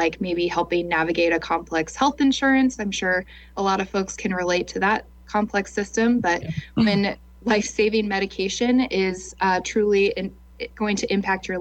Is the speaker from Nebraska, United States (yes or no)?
yes; Lincoln, Nebraska, United States; also born or lived in Omaha, Nebraska; I'm from Lincoln, and so there was an opportunity to work in the Lincoln office